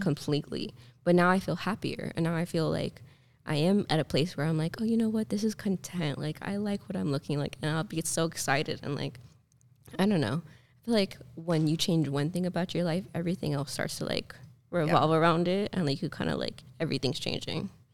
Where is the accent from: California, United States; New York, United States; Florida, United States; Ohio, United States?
Florida, United States; Miami; I was born and raised in Miami. My family lives here